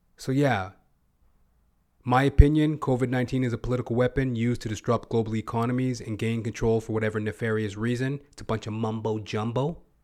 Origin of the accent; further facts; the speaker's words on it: Edmonton, Alberta, Canada; moved away; My old stomping ground, by the by. I'm originally from Edmonton, Alberta.